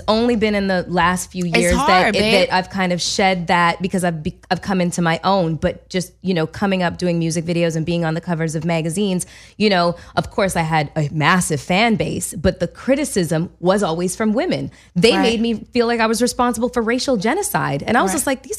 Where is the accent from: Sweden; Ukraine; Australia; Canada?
Canada; I'm Canadian and we're sensitive.